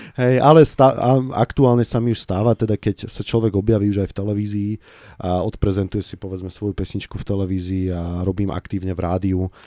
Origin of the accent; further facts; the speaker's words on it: Bratislava, Bratislava Region, Slovakia; ja som vyrastal som v Bratislave